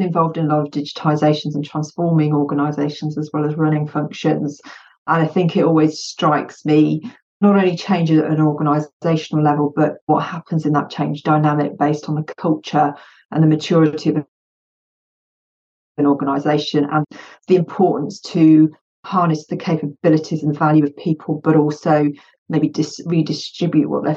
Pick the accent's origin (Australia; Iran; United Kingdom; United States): United Kingdom; English is a second language; I'm UK born and bred, but my family is Bosnian